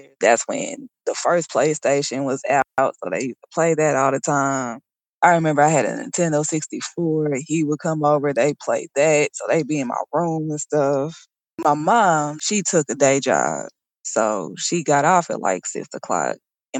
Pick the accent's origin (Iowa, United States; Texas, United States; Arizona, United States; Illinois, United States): Texas, United States; born or raised there; also born or lived in Indianapolis / Colorado